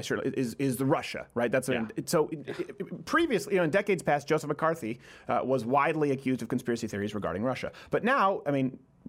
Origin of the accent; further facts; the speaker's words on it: Ireland; Look, I'm like, I'm Irish.